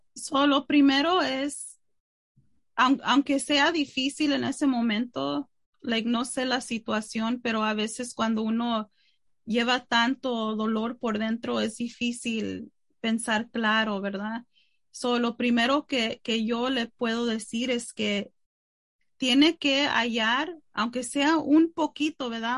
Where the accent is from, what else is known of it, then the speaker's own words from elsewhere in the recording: Mexico; yo soy mexicana